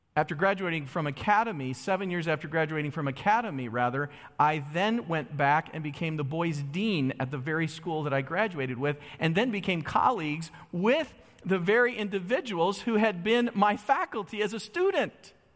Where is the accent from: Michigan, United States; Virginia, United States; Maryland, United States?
Michigan, United States; Holly; I grew up in Holly, Michigan